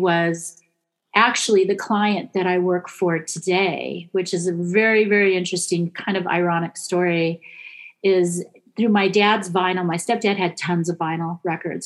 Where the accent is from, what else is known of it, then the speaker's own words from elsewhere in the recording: Monterey County, California, United States; moved away; also born or lived in Los Angeles; I was born and raised in Monterey County, which is Steinbeck